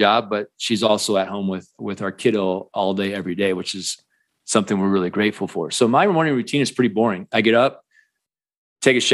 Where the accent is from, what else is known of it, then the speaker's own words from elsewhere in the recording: Iowa, United States; moved away as an adult; now in Colorado, United States; I grew up in the Midwest in Iowa, and I always kind of knew I'd end up in Colorado, which I did. I've been here 20 plus years